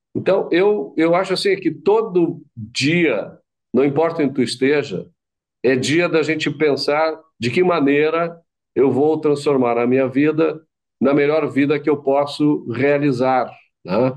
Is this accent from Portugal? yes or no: no; Brazil; Nosso país, a gente insiste que nós somos brasileiros